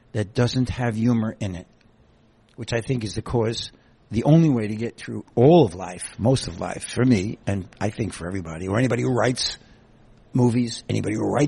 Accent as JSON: {"language": "English", "town": "New York City", "region": "New York", "country": "United States", "also_born_or_lived": "Queens", "moved": "as an adult", "lives_now": "Catskills, United States", "said": "Guy from the Bronx. I lived in the Catskills"}